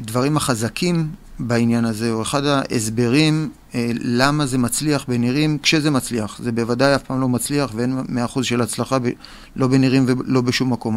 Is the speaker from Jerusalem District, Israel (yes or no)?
no; Tel Aviv, Tel Aviv District, Israel; אני תל אביבי